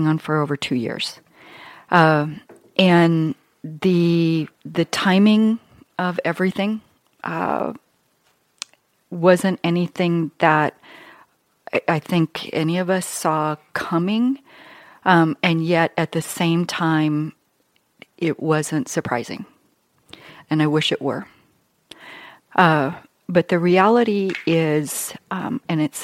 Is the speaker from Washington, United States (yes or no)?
no; Billings, Montana, United States; I grew up in Billings.